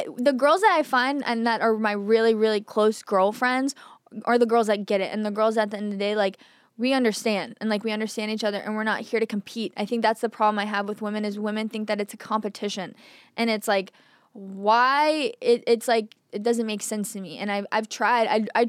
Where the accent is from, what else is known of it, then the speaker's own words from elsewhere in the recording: Texas, United States; But I just think growing up in Texas, I was always one of the bros.